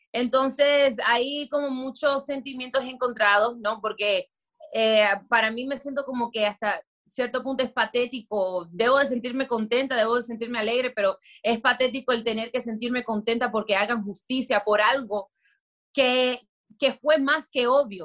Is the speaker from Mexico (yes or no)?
no; Miami, Florida, United States; moved away; also born or lived in Dominican Republic; yo sí nací y en Miami